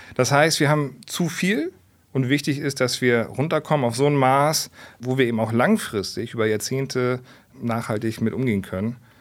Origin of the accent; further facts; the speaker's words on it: Hamburg, Germany; Ich bin ein Stadtkind. Also das Einzige, was grün war früher, war so die Polizei auf St. Pauli, wo ich groß geworden bin